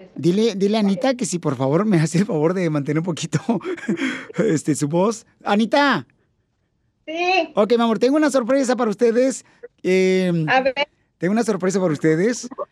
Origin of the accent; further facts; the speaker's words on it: Ocotlán, Jalisco, Mexico; now in United States; yo nací en Ocotlán